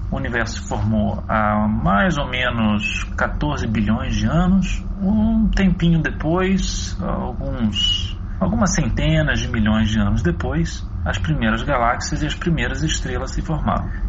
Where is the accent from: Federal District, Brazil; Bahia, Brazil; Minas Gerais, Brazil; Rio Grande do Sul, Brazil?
Minas Gerais, Brazil; Pedralva; sou de Pedralva, Minas Gerais. Eu tenho nove anos